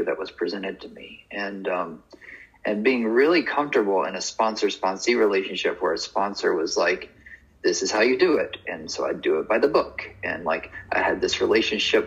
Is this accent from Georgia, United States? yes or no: yes; North Georgia, United States; moved away as an adult; also born or lived in New York; I left North Georgia and went to New York